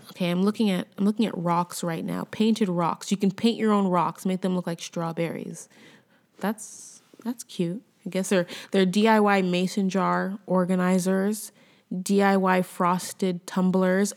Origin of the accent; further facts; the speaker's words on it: United States; moved away as an adult; also born or lived in Los Angeles, United States; now in Quebec, Canada; I'm American, you know, I'm an American, but I live in Canada